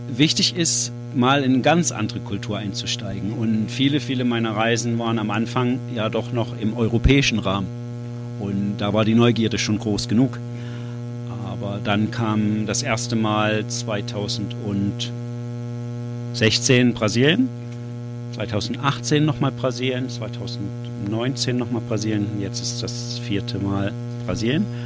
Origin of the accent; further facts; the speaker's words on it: Weimar, Thuringia, Germany; moved away as an adult; also born or lived in Eisenach / Munich; now in Jena, Germany; Ich komme aus Thüringen und das ist so in Mitteldeutschland. Ich bin in Weimar groß geworden